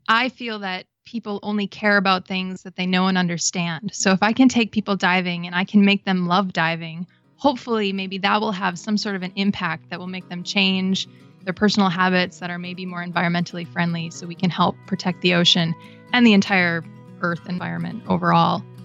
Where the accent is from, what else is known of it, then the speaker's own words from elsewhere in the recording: Wisconsin, United States; moved away as an adult; also born or lived in Florida; I grew up in Wisconsin